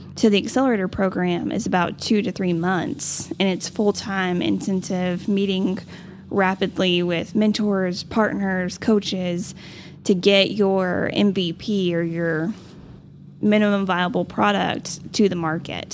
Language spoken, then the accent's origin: English; Amarillo, Texas, United States; growing up in Amarillo, local businesses was just a part of our life